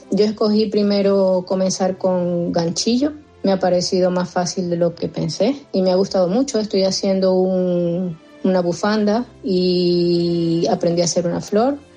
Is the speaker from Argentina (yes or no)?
no; Venezuela; moved away as an adult; now in Vitoria, Spain; tengo 43 años. Llegué a España desde Venezuela hace cuatro años con mi marido y mis dos hijas.